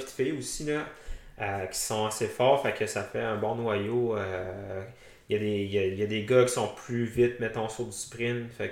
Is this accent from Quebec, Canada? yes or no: yes; Quebec City, Quebec, Canada; also born or lived in Sherbrooke; now in Gatineau, Canada; je viens de Québec, j'ai fait mon bac à Sherbrooke.